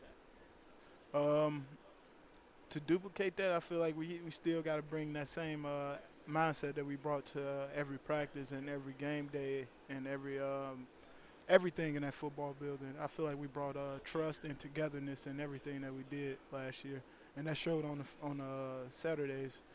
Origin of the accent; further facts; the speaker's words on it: Chicago, Illinois, United States; moved away; Chicago guy. I'm from Chicago